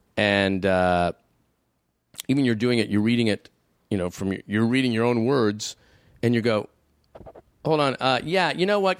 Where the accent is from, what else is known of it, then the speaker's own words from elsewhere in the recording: Canada; I'm a Canadian.